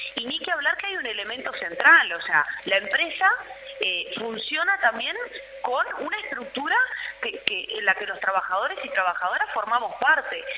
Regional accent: Uruguay; construimos como, como pueblo uruguayo

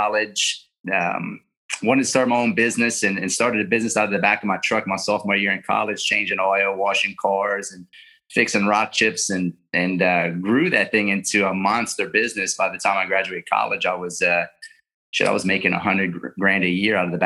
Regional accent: Lafayette, Louisiana, United States; I'm from South Louisiana, born and raised in Lafayette, Louisiana

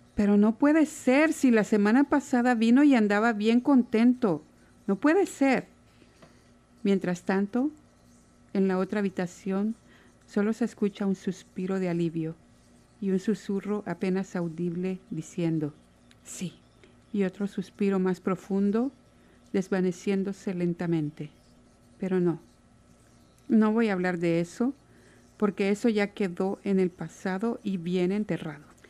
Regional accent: Santa Ana, El Salvador; moved away as an adult; now in Seattle, United States; Soy de Santa Ana, en El Salvador y estoy en Seattle desde hace casi 14 años.

